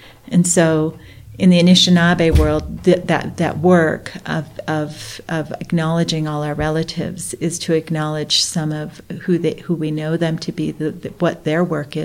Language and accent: English; Blackfeet country, Montana, United States; I'm Ojibwe. I grew up in Blackfeet country.